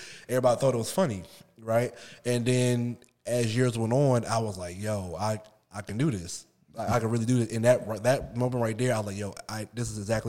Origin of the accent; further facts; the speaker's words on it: Willingboro, New Jersey, United States; moved away as an adult; now in Richmond, United States; All right, I'm from Willenboro, New Jersey, man. Born and raised South Jersey, shout out 609.